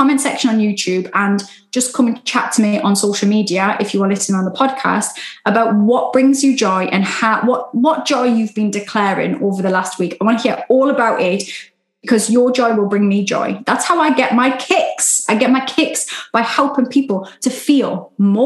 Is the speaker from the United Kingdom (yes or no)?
yes; United Kingdom; Love a Sunday roast, being British. Love a Sunday roast, all the gravy. That's my northern